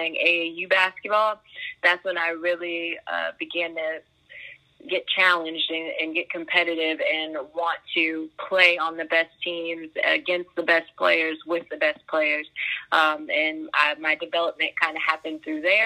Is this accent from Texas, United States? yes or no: no; Fairfax, Virginia, United States; I'm from Virginia, mm-hmm. Northern Virginia is home for me. I grew up in Fairfax